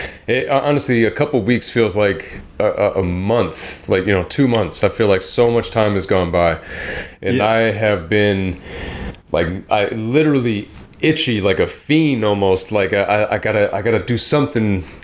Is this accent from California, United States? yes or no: yes; California, United States; moved away; growing up in California, it gets hot out there, man.